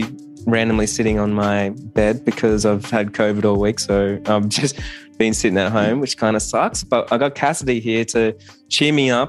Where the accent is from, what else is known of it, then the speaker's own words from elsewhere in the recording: Australia; I'm from Australia